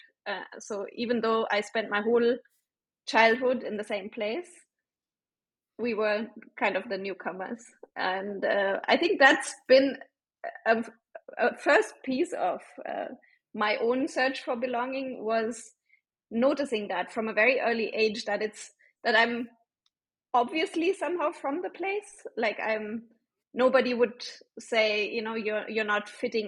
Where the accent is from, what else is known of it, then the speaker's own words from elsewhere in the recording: Bavaria, Germany; moved away as an adult; now in India; I grew up in South Germany, Bavaria